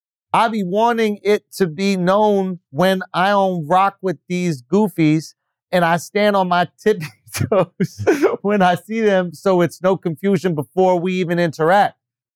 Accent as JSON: {"language": "English", "town": "Philadelphia", "region": "Pennsylvania", "country": "United States", "said": "I'm from Philly, and we don't wear outfitted hats like"}